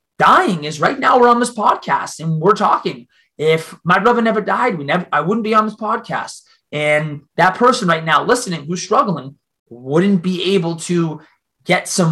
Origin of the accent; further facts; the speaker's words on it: Boston, Massachusetts, United States; accent: Boston; I'm from Boston